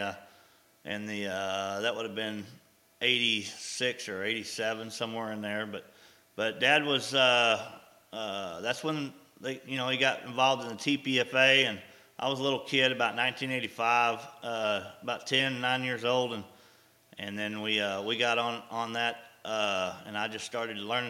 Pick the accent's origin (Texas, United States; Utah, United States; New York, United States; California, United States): Texas, United States; Abilene; also born or lived in Moscow, Idaho; we had come on back to Abilene, Texas